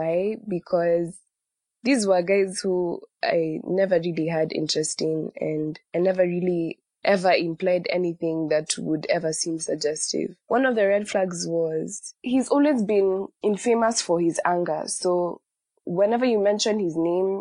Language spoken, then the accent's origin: English; Nairobi, Kenya; I am from Nairobi, Kenya